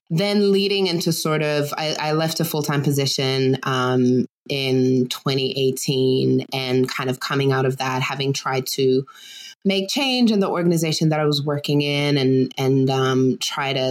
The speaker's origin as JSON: {"language": "English", "country": "Germany", "tie": "born or raised there", "said": "and I grew up in Germany. I spent most of my time there. My dad was US military."}